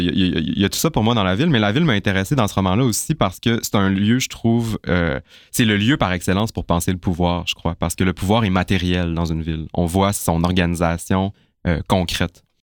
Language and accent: French; Chicoutimi, Quebec, Canada; now in Montreal, Canada; j'ai grandi à Chicoutimi